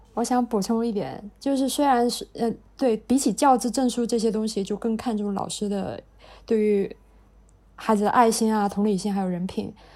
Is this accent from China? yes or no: yes; southern China, China; moved away as an adult; also born or lived in Finland; 作为南方人，我从来没见过雪